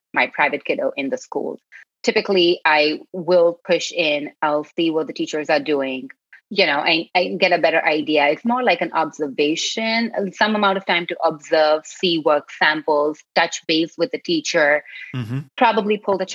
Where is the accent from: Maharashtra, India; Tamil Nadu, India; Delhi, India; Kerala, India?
Maharashtra, India; Mumbai; moved away as an adult; also born or lived in Karnataka, India; now in San Francisco, United States; I was born and I grew up in Bombay, India